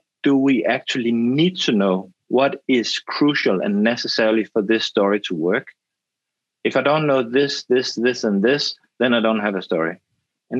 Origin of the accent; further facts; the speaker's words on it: Denmark; I'm Danish and I'm from the Danish film school.